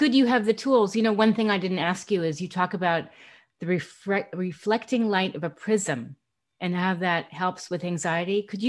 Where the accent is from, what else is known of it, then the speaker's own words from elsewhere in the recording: New York City, New York, United States; I grew up in Manhattan.